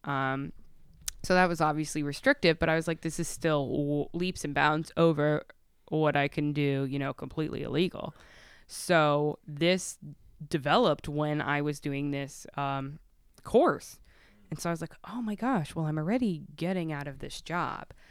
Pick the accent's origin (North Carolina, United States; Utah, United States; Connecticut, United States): Connecticut, United States; Stamford; now in Milford, United States; born and raised in Stanford. So, I lived in Stanford.